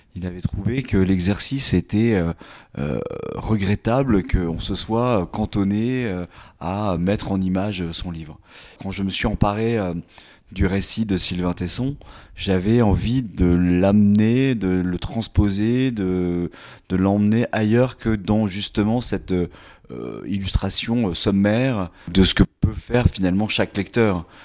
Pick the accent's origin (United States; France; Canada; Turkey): France; Limoges, Nouvelle-Aquitaine; moved away as an adult; also born or lived in Paris; je suis originaire du Limousin